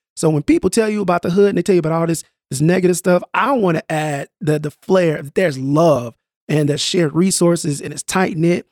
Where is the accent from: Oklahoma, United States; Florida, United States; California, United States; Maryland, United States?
Oklahoma, United States; Tulsa; I grew up in North Tulsa